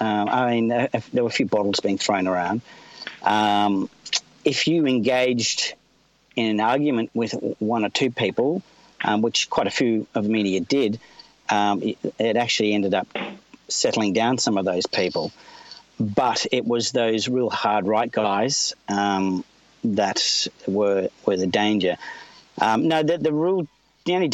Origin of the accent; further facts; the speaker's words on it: Australia; as an Australian